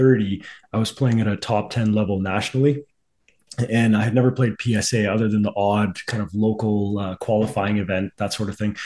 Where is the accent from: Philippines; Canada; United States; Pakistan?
Pakistan; moved away; I'm originally from Pakistan